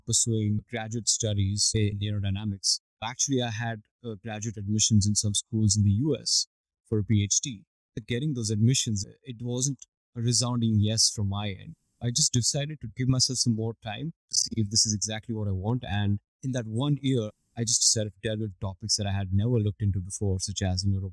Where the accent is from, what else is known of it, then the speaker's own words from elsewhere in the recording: India; now in Singapore; I was born and raised in India